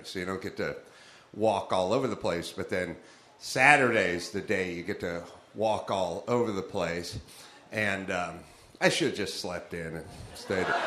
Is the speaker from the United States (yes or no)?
yes; Los Angeles, California, United States; I'm from North Hollywood